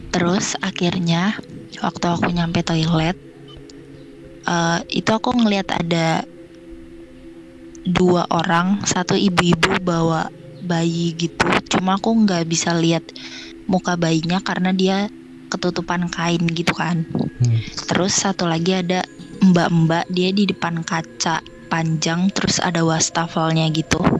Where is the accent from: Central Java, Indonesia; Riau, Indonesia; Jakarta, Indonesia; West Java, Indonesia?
Jakarta, Indonesia; Umur aku 19 tahun. Asal aku dari Jakarta.